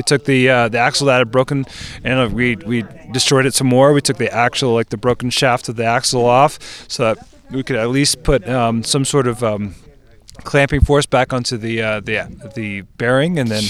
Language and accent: English; Maryland, United States; now in California, United States; I grew up in the East Coast, {S0} okay, {S3} over in Maryland, and I moved out to California about 7 years ago.